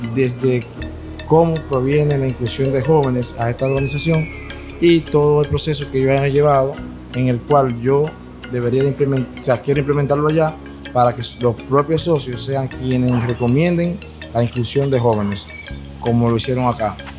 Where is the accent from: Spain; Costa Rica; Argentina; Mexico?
Argentina; soy argentino